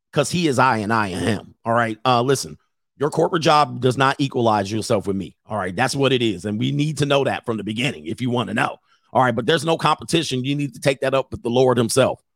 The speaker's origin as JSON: {"language": "English", "region": "California", "country": "United States", "tie": "born or raised there", "said": "growing up in California"}